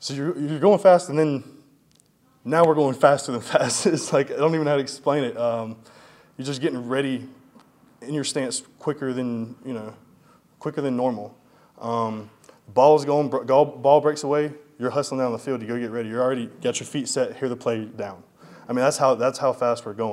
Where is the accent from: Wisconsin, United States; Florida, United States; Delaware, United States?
Florida, United States; Madison; moved away as an adult; also born or lived in Tallahassee, Florida; now in Tampa, United States; I was born in Tallahassee, raised in Madison